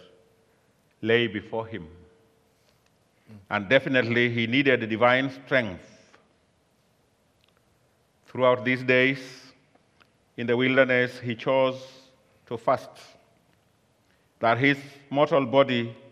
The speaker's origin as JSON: {"language": "English", "country": "Kenya", "said": "I come from Kenya, and I've been here for a few days"}